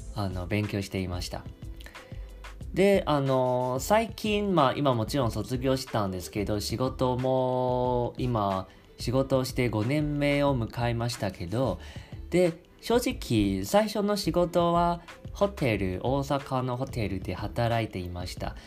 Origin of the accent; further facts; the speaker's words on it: Taiwan; Japanese is a second language; 台湾出身